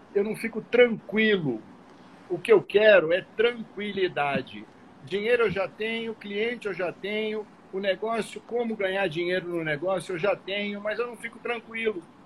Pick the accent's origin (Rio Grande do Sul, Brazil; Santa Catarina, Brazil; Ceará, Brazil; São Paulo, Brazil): São Paulo, Brazil; now in Rio de Janeiro, Brazil; Eu sou paulista